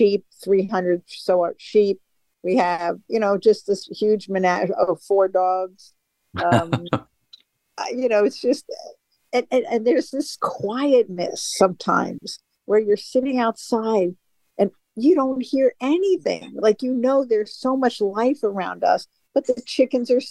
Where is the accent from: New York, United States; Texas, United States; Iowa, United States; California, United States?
New York, United States; New York City; moved away as an adult; now in Boise, United States; I grew up in New York City